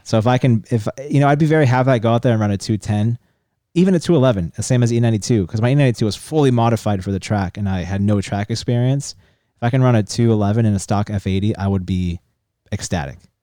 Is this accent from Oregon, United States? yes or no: no; San Diego, California, United States; Parker and I grew up in La Jolla